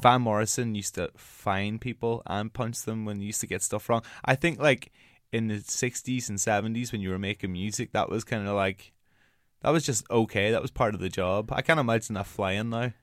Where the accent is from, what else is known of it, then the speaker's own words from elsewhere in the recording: Northern Ireland, United Kingdom; accent: Northern Ireland accent; moved away; I'm from Ireland and, like, we're not, like, not a nation, like, notorious for our, um, dancing. But I come from a town which is, like, twenty thousand